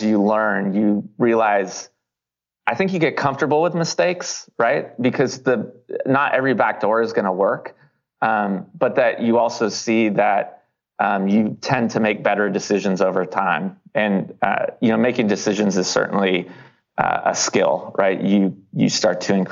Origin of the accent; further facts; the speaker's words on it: Davis, California, United States; moved away; also born or lived in Los Angeles; my hometown of Davis is near Sacramento